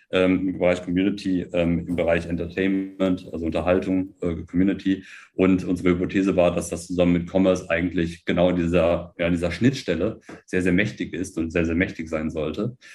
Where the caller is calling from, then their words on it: Berlin, Germany; Ähm, Im Südwesten von Berlin. Ähm, von, von, zu Hause, von zu Hause noch aus, sozusagen aus, aus, aus bekannten Gründen, aber genau, aus Grunewald, Berlin.